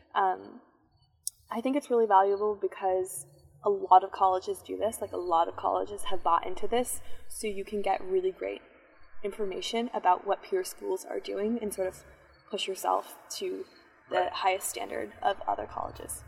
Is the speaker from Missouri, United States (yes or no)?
no; Chevy Chase, Maryland, United States; I'm from Chevy Chase, Maryland